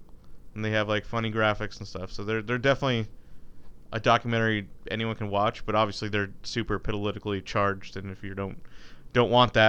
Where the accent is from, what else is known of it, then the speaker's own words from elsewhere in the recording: Michigan, United States; I'm from Michigan, and I can tell you that all the small town Michigan people are gonna vote